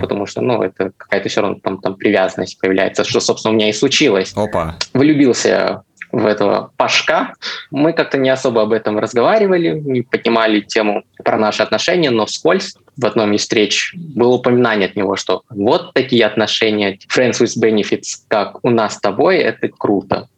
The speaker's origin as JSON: {"language": "Russian", "town": "Chelyabinsk", "region": "Chelyabinsk Oblast", "country": "Russia", "said": "я сам не из Москвы, а из Челябинска"}